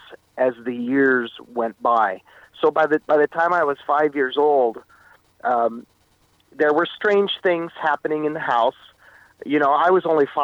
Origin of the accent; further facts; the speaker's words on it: Meaford, Ontario, Canada; moved away as an adult; also born or lived in Etobicoke, Toronto / California; by the time kindergarten started, I moved up to the small town of Meaford on Georgian Bay